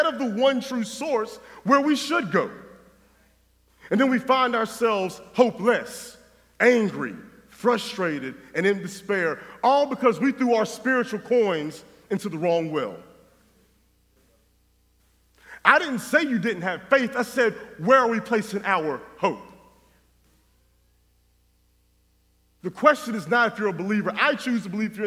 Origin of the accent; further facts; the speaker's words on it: North Carolina, United States; moved away; my wife and I grew up in North Carolina